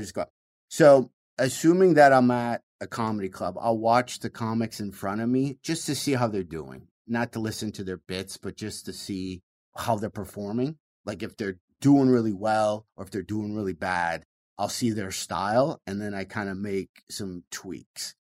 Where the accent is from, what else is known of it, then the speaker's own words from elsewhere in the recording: Michigan, United States; growing up in Michigan